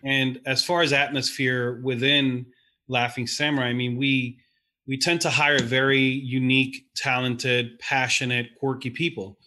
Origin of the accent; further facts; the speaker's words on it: New York, United States; growing up in New York